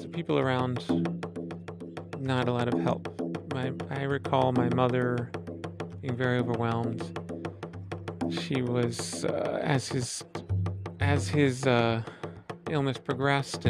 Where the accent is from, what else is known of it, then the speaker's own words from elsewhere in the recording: Philadelphia, Pennsylvania, United States; I grew up in Philadelphia, Pennsylvania